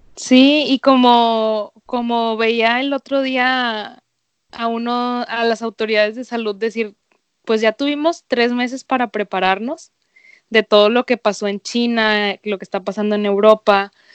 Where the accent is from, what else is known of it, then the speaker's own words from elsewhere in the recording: Venezuela; moved away; yo muchos años viví en Venezuela